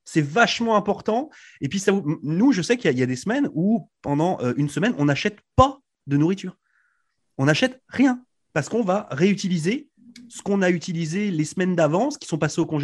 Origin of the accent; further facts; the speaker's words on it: France; now in Canada; depuis que je suis arrivé de France, là, je mange du céleri ici au Canada